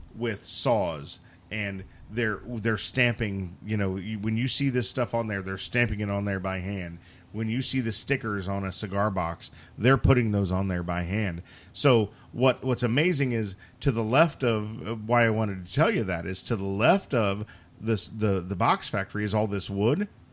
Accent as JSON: {"language": "English", "region": "Indiana", "country": "United States", "tie": "born or raised there", "said": "I grew up in Indiana"}